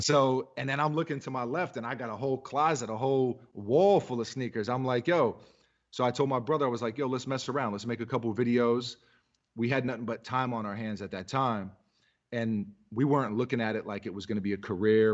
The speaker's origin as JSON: {"language": "English", "town": "New York City", "region": "New York", "country": "United States", "also_born_or_lived": "Massachusetts", "said": "I'm from New York City"}